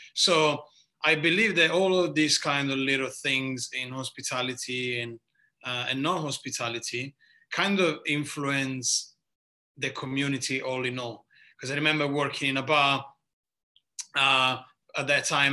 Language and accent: English; near Lecce, Apulia, Italy; English is a second language; moved away as an adult; also born or lived in Modena, Italy / London, United Kingdom; now in Melbourne, Australia; As you can probably hear very quickly by my accent, I am from the southeast of Italy, from a place called uh, Puglia, region called Puglia, little town near Lecce